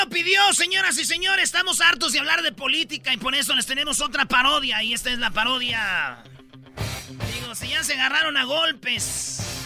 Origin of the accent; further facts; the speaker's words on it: Jiquilpan, Michoacán, Mexico; nací en el Hospital Lázaro Cárdenas el 11 de diciembre en Jiquilpan, Michoacán.